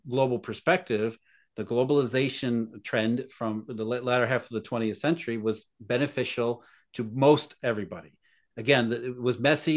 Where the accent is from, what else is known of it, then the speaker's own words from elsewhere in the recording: Rust Belt, United States; I grew up in the Rust Belt